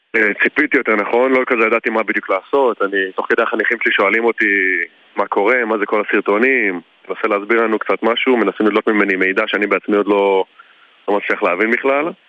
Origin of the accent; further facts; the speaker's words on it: Beersheba, Southern District, Israel; שנינו גדלנו בבאר שבע